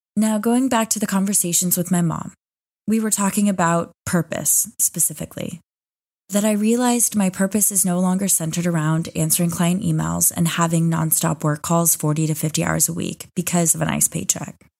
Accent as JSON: {"language": "English", "town": "Austin", "region": "Texas", "country": "United States", "tie": "born or raised there", "moved": "as an adult", "lives_now": "Dubai, United Arab Emirates", "said": "I was back in my hometown of Austin, Texas"}